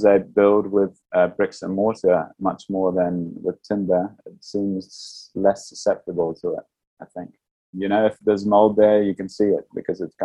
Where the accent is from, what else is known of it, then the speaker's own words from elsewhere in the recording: New Zealand; moved away as an adult; also born or lived in Amsterdam, Netherlands; because I grew up in New Zealand before moving to Amsterdam